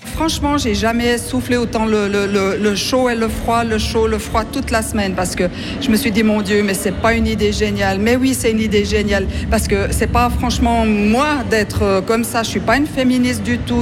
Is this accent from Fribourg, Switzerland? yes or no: yes; Fribourg, Switzerland; on est fribourgeois